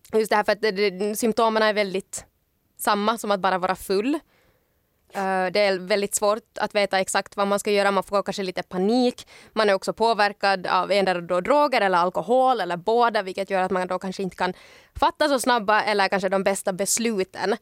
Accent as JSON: {"language": "Swedish", "town": "Ekenäs", "region": "Uusimaa", "country": "Finland", "moved": "yes", "lives_now": "Helsinki, Finland", "said": "hemma i Ekenäs"}